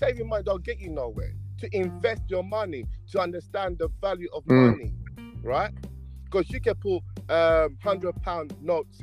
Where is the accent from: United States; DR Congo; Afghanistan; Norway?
DR Congo; now in United Kingdom; I'm from Congo, right? Just my country, right in the center of Africa, yeah? DRC